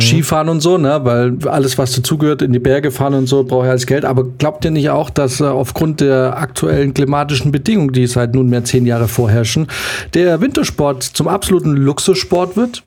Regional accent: Munich, Bavaria, Germany; da wo wir herkommen, München ist

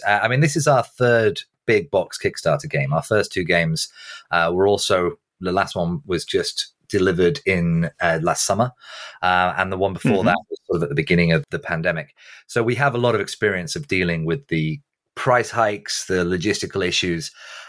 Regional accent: Manchester, North West England, United Kingdom; I'm from Manchester. It's the home of football.

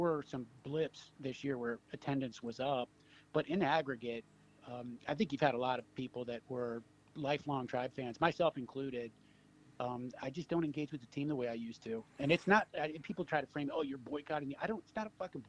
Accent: Cleveland, Ohio, United States; also born or lived in Chicago; I grew up here in Cleveland

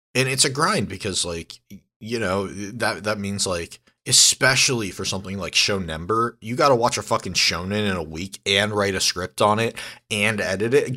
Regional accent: San Diego, California, United States; also born or lived in Santa Barbara; I grew up in San Diego

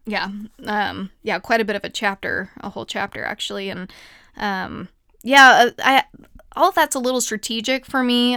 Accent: United States; also born or lived in Kansas / Ohio; I grew up in Kansas and Ohio

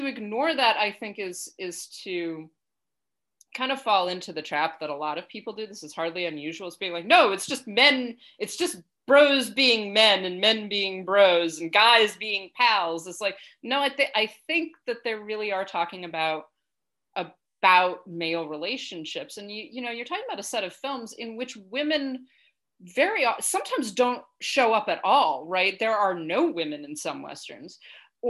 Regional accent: United States; moved away; also born or lived in United Kingdom; As an American who lived in Britain for quite some time

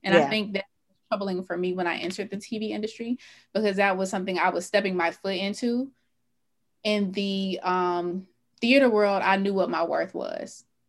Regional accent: Atlanta, Georgia, United States; Growing up in the South, growing up in Atlanta

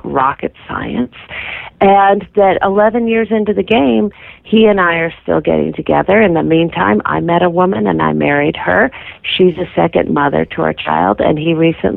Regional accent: Massachusetts, United States; my home state of Massachusetts

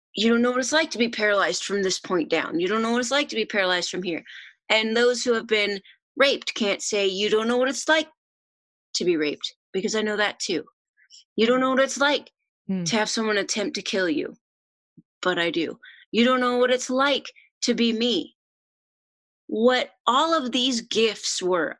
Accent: Oregon, United States; moved away as an adult; I am originally from Oregon

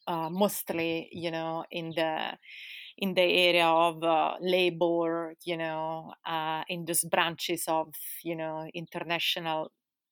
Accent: Italy; also born or lived in London, United Kingdom; now in Spain; I'm from Italy.

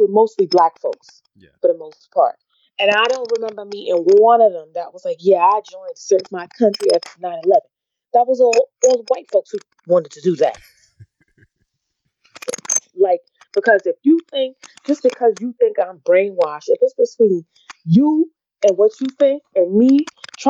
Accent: New York, United States; moved away as an adult; also born or lived in California; I was from New York and I grew up in the ghetto

